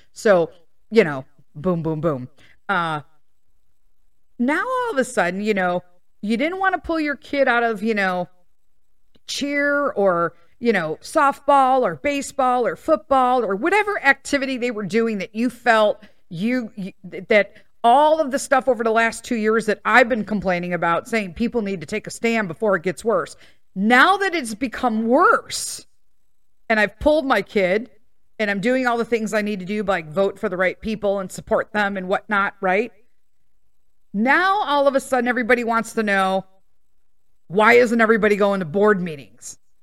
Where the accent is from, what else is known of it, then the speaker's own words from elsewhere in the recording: Chicago, Illinois, United States; I was born and raised in Chicago. I moved out of Chicago for the first time six years ago when we purchased this house in the suburbs